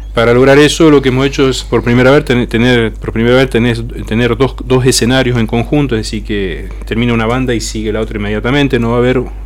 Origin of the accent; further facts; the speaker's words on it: Argentina; como argentinos hemos hecho